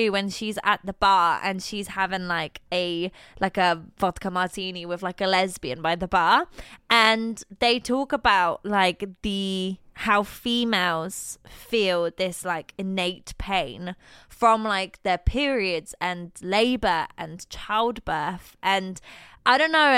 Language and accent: English; Scotland, United Kingdom; I am Scottish.